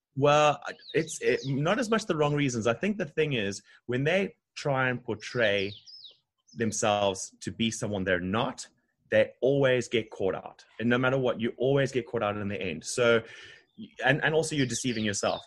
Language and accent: English; Harare, Zimbabwe; moved away as an adult; now in Durban, South Africa; Originally from Zimbabwe, um, country above South Africa, uh, in Harare. Yeah, so I have twenty years of my life there